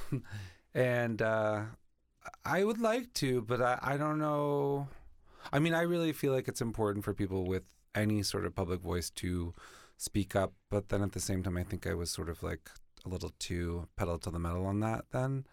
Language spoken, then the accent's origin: English; Boston, Massachusetts, United States